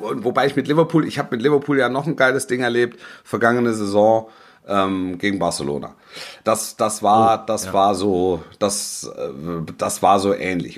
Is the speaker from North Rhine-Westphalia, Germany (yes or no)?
no; Stuttgart area, Baden-Württemberg, Germany; ich bin im Großraum, ich bin im Großraum Stuttgart groß geworden